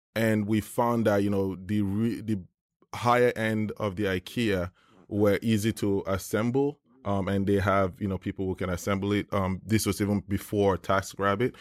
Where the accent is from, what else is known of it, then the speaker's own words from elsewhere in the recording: Nigeria; moved away; I grew up in Nigeria